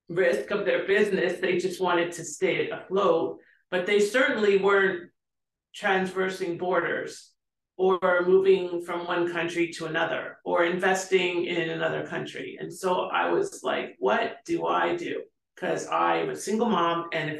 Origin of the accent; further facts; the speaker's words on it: Canada; moved away; I'm from Canada